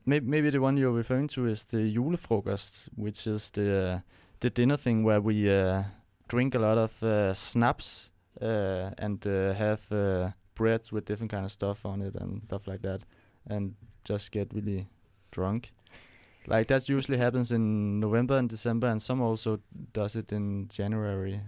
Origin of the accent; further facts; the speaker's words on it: Zealand, Denmark; I come from a small village that is forty kilometers south of, uh, Copenhagen called Strøbjerget